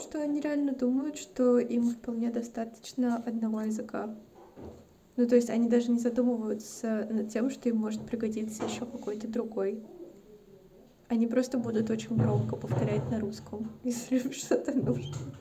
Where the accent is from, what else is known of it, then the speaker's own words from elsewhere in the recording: Stavropol, Stavropol Krai, Russia; moved away; also born or lived in Saint Petersburg / Moscow; я родилась и выросла в России. Но я родилась и выросла, ну, типа, на Северном Кавказе